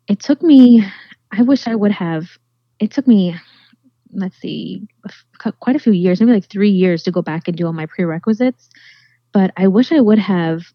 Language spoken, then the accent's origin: English; Florida, United States; I was raised right here in Florida by my dad with my sister growing up. We've lived here pretty much most our lives.